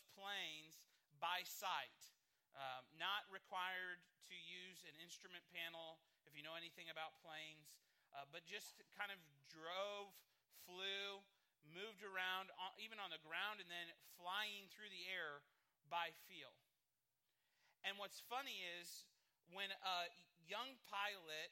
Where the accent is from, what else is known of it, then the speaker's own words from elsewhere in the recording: Midwest, United States; I'm a Midwesterner